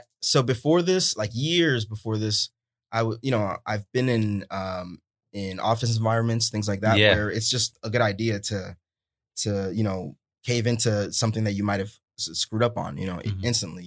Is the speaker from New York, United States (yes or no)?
yes; New York City, New York, United States; moved away; also born or lived in Florida; I was born in Manhattan. Yeah.